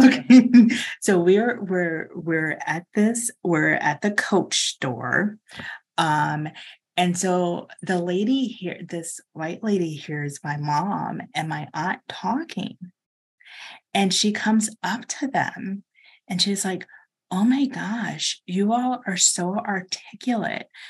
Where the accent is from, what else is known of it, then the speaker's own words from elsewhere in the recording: Chicago, Illinois, United States; also born or lived in Lake Forest, Illinois; I grew up in Hyde Park. We lived in Hyde Park until I was thirteen, and then we moved up to Lake Forest